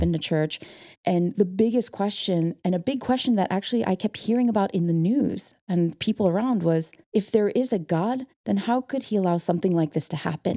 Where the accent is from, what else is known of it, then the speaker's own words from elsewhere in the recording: Okemos, Michigan, United States; I was born in Okemos, Michigan, in a town that's very small and very white